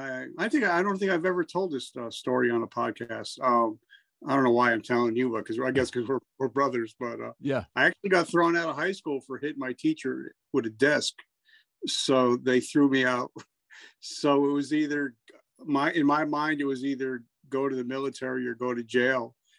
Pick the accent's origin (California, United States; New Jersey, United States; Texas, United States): New Jersey, United States; Horrible. I grew up in Jersey.